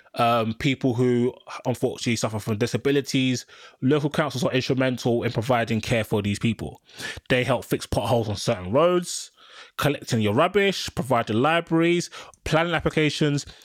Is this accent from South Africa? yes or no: no; London, United Kingdom; I'm a Londoner